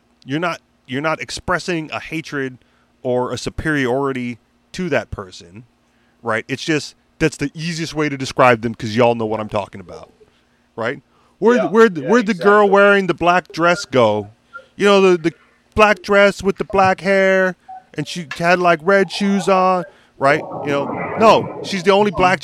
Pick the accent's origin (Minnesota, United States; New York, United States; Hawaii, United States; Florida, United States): Hawaii, United States; I'm not natively Hawaiian, right. But I was born here